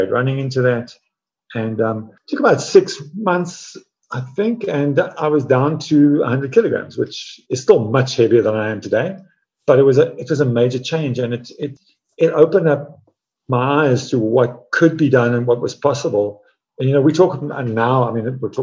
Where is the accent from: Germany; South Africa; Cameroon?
South Africa; I grew up in Africa, running in the veld, barefoot